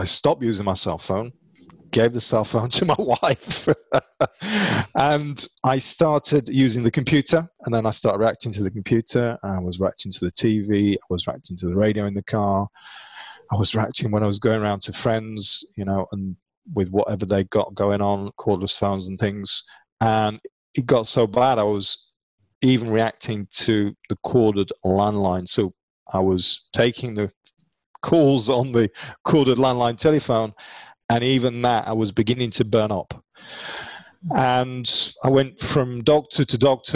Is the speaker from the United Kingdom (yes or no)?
yes; United Kingdom; being British